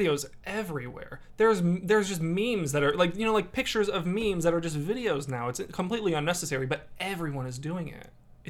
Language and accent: English; Dyer, Indiana, United States; I was like, "Yeah, I'm from Dyer."